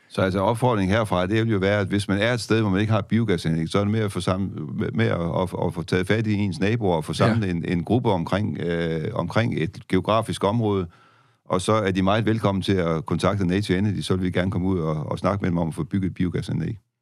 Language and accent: Danish; Denmark; som danskere